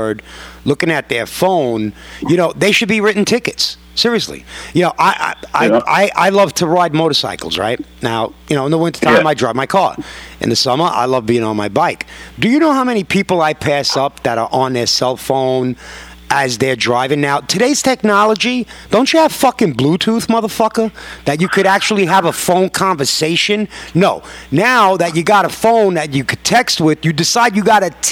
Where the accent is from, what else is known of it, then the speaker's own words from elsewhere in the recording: New York, United States; accent: New York; me being born and raised in New York